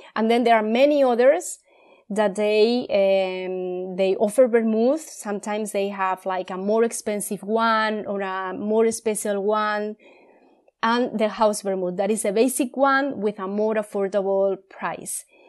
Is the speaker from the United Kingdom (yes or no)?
no; Spain; in Spain, like in our daily life, in our bars